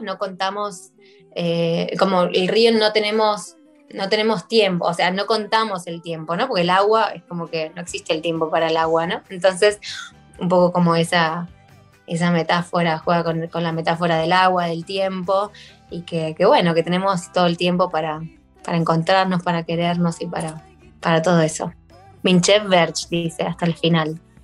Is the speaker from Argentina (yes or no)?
yes; Buenos Aires, Argentina; also born or lived in Yerevan, Armenia; now in Gyumri, Armenia; soy de Buenos Aires, eh, de Argentina